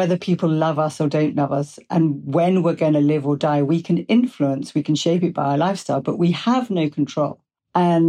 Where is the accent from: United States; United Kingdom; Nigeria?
United Kingdom; England; I'm English.